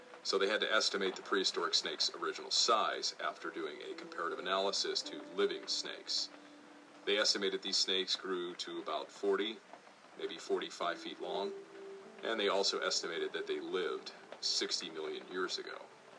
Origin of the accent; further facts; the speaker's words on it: Tennessee, United States; I was transferred to Fort Campbell in Kentucky, which happened to be very near my hometown in Tennessee.